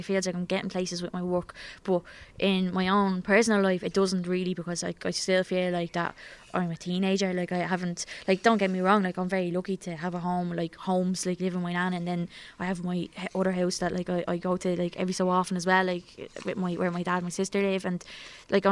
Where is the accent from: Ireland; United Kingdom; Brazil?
Ireland; Dublin, Leinster; when I would have been growing up in Coolock